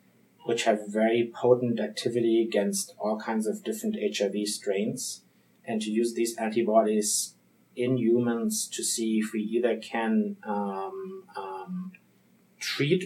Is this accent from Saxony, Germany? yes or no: no; Frankfurt, Hesse, Germany; accent: German; English is a second language; moved away as an adult; also born or lived in Munich, Germany / Switzerland; now in Boston, United States; I'm from Germany. This is where I'm born, in Frankfurt